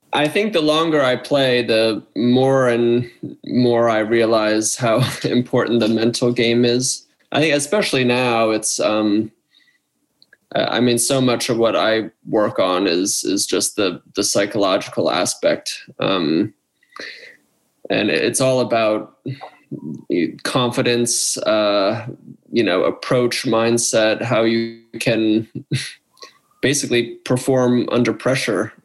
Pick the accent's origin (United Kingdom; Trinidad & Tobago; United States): United States; Wayne, Pennsylvania; I'm from Wayne, Pennsylvania, near where uh, where Mitch has his practice now. That's where I grew up